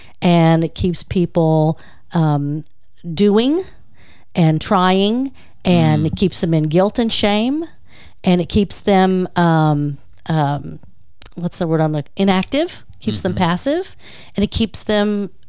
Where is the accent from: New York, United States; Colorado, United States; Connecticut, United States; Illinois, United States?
New York, United States; born there; I was born in New York, moved to...